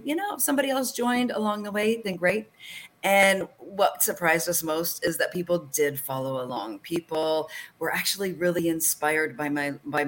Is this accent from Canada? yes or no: yes; Canada; I'm from Canada.